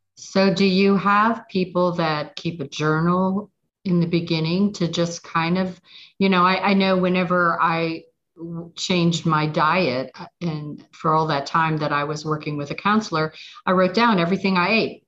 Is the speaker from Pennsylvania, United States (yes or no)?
yes; Pittsburgh, Pennsylvania, United States; moved away; I'm from Pittsburgh